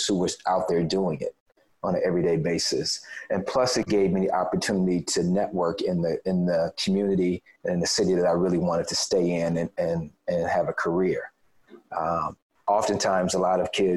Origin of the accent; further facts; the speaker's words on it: Chicago, Illinois, United States; We would probably be considered to be kind of middle income family growing up on the South Side of Chicago